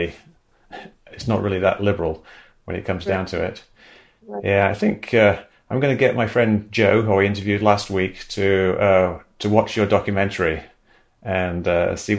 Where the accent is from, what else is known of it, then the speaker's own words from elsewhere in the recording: England, United Kingdom; moved away; I grew up in England